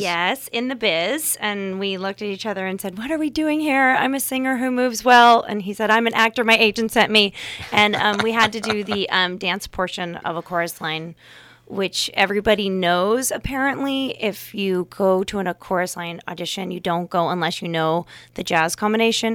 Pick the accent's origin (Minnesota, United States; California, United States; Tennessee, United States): California, United States; Fremont; moved away as an adult; also born or lived in Santa Barbara, California / New York; now in Napa Valley, United States; I grew up in Fremont, California